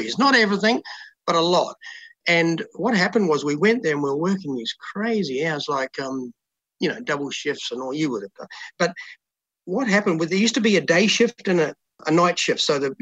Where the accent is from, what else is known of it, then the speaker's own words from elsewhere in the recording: Oxford, Canterbury, New Zealand; moved away as an adult; also born or lived in London; now in Brisbane, Australia; I grew up in Oxford, just outside of Christchurch